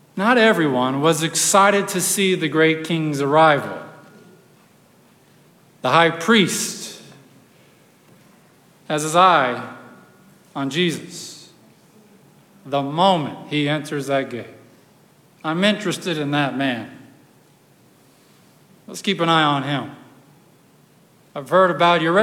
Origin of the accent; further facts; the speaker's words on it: Texas, United States; I'm from Texas, so, you know, donkeys, horses, and these sorts of things are kind of up our alley.